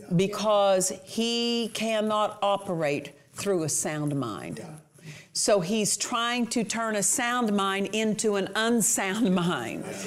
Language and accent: English; Southwest Oklahoma, United States; I'm from Southwest Oklahoma, so these colloquial things we understand